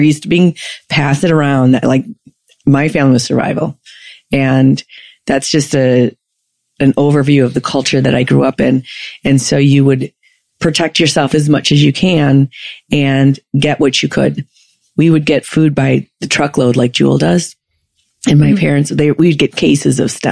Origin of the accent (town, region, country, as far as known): Chicago, Illinois, United States; born or raised there